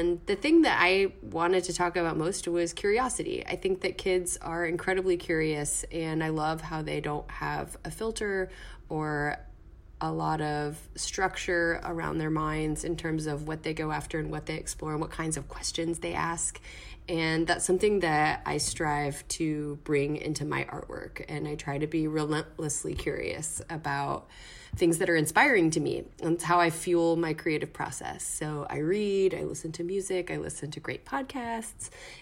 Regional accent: Texas, United States; also born or lived in Bronx, New York; now in New York, United States; I live in the Bronx, but I'm originally from Texas

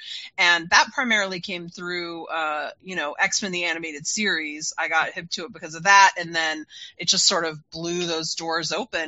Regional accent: Utah, United States; I was growing up in Utah at that time, which was really conservative

